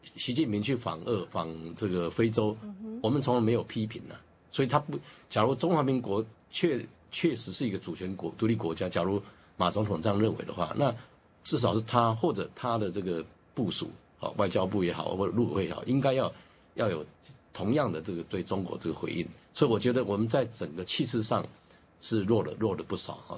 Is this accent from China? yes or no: no; Taiwan; 让我们台湾人感觉比较舒服一点